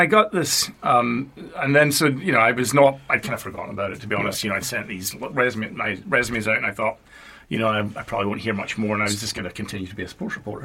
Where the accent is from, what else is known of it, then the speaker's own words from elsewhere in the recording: Paisley, Scotland, United Kingdom; now in United States; so I'm Scottish. I was born uh, in a town called Paisley, which is just outside Glasgow